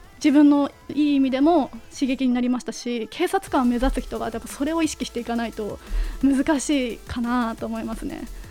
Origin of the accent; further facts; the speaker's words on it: Yonezawa, Yamagata, Japan; moved away as an adult; now in Tokyo, Japan; 地元の山形県米沢市の観光大使をやらせていただいてまして